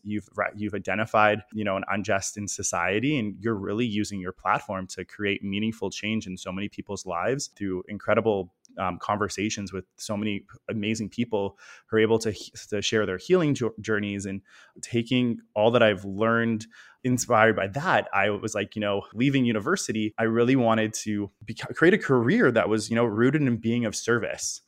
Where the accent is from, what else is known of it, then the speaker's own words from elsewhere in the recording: Toronto, Ontario, Canada; growing up in Toronto, it's a big city, but it's definitely got a small city feel